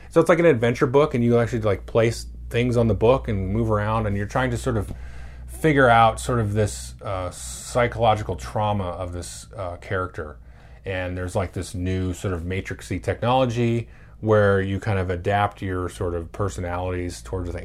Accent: United States; I'm an American

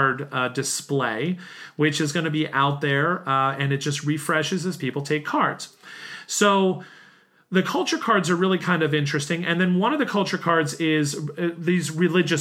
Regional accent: United States; an American city where, like the one I grew up

